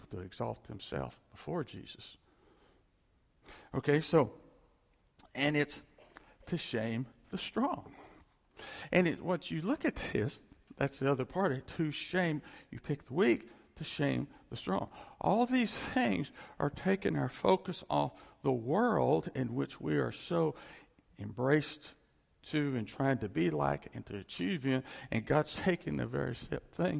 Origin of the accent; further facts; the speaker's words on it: West Virginia, United States; moved away; also born or lived in Texas; a little place in West Virginia where I grew up. We moved there from Texas.